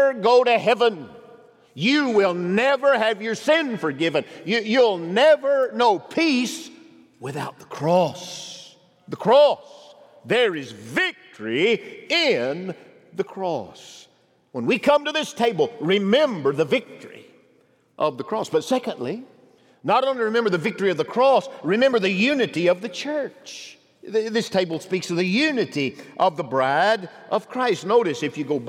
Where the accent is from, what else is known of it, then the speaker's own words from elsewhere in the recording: Pisgah, United States; moved away; my hometown, Pisgah. Was there for my 50th high school reunion